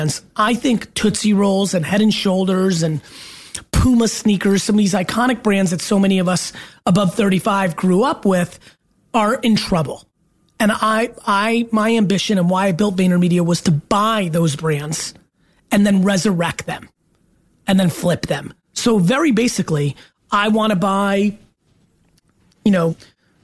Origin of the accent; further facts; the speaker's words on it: Edison, New Jersey, United States; also born or lived in Belarus / Queens, New York; I was born in Belarus in the former Soviet Union, and I grew up in that one bedroom in Queens, New York, when we first came to America for a couple of years. And then we moved out to Edison, New Jersey, where I lived in a townhouse. And that's where really I became me